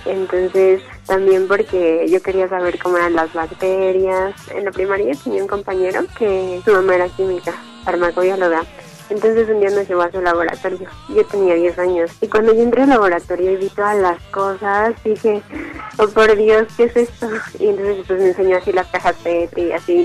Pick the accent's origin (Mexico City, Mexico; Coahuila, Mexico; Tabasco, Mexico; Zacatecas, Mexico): Mexico City, Mexico; Yo nací en la Ciudad de México el 27 de agosto de 1995